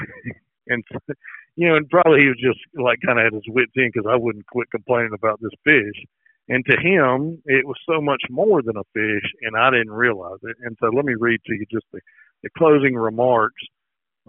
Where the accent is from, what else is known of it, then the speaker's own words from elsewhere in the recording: Alabama, United States; growing up in Alabama